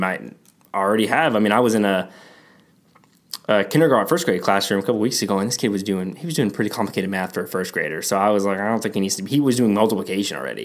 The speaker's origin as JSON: {"language": "English", "region": "Texas", "country": "United States", "said": "I'm from Texas"}